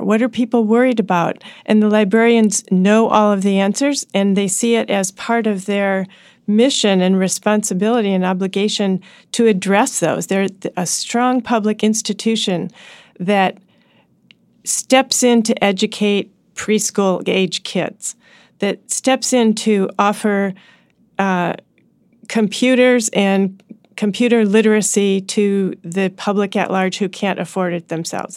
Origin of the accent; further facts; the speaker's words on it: Washington, District of Columbia, United States; my hometown